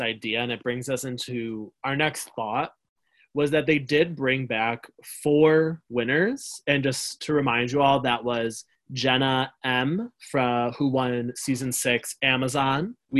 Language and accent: English; Buffalo, New York, United States; I'm from Buffalo.